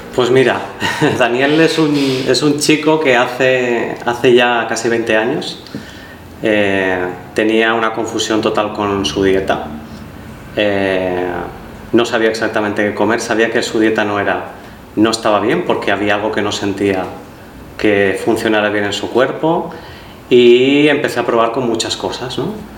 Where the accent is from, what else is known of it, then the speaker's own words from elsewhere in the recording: Valencia, Valencian Community, Spain; moved away as an adult; now in Barcelona, Spain; yo soy de Valencia y ahí en Valencia pues eh, donde hacía clases de yoga